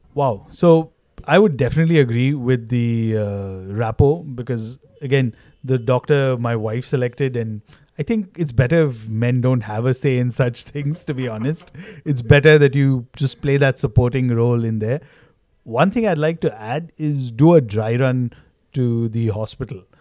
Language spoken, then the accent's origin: English; Mumbai, Maharashtra, India; I was born in South Bombay